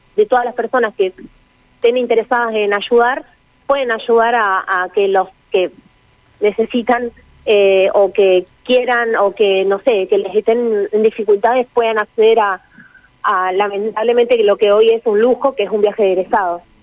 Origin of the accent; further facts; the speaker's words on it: Chajarí, Entre Ríos, Argentina; nosotros somos de Chajarí, Entre Ríos, queda bien al norte de la provincia